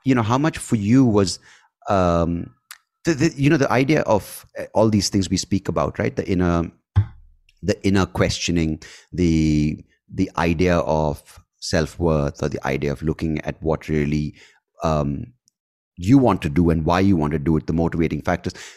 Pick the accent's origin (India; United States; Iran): India; Bangalore, Karnataka; I was born in the eighties and, uh, growing up in India